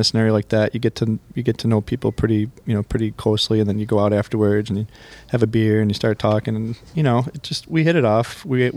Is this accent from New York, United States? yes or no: yes; West Seneca, New York, United States; also born or lived in Buffalo; Grew up in West Seneca, went to St. Francis High School, went to SUNY Fredonia, went to UB for my master's degree. So I'm Buffalo born and bred